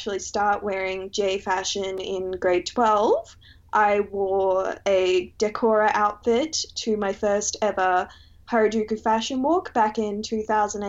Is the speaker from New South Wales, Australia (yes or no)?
no; Brisbane, Queensland, Australia; I'm from Brisbane, and I went to school, the latter half of primary school and all of high school, in an area